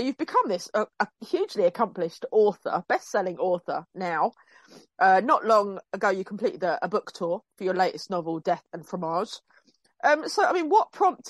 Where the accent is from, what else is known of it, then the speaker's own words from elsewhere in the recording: Bognor Regis, South East England, United Kingdom; moved away; I'm from Bognor originally